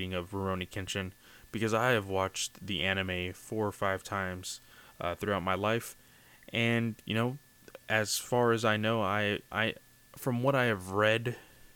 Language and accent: English; United States; me as an American